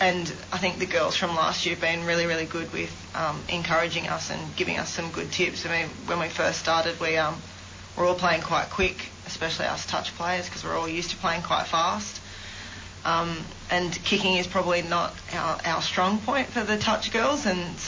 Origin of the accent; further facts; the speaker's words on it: Sydney, New South Wales, Australia; moved away; I'm from Sydney